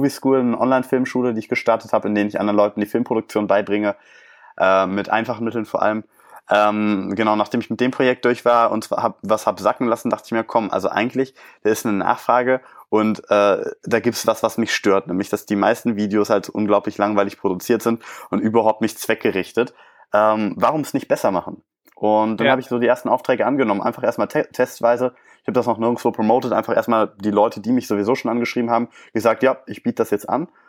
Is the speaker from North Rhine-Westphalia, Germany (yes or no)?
yes; Leverkusen, North Rhine-Westphalia, Germany; ein kleines Kino in Leverkusen angeschrieben, meine Heimatstadt